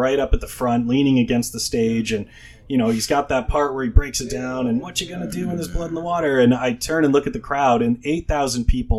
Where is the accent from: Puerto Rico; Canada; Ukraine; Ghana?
Canada; Thunder Bay, Ontario; Hey, I'm from Thunder Bay.